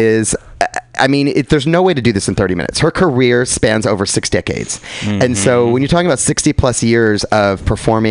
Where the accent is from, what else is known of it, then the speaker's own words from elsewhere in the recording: New York, United States; now in San Francisco, United States; I'm New Yorker